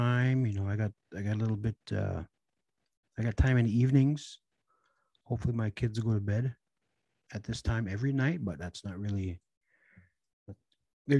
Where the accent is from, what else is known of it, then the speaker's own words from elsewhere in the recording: Red Lake, Minnesota, United States; growing up in Red Lake